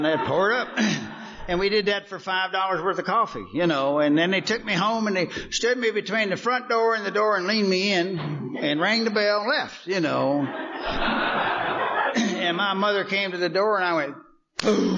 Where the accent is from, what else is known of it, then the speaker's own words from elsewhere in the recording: Kentucky, United States; now in Texas, United States; I grew up in Kentucky